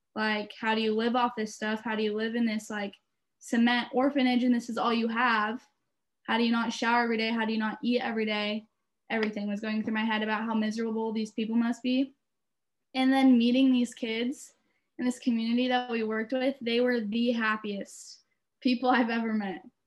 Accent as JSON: {"language": "English", "town": "Beaverton", "region": "Oregon", "country": "United States", "said": "I'm from Beaverton, Oregon"}